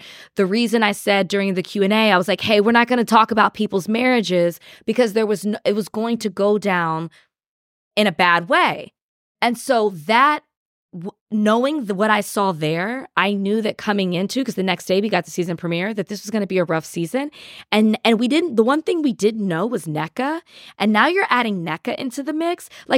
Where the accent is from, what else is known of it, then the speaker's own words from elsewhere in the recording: Texas, United States; I'm from Texas. So we say that all the time.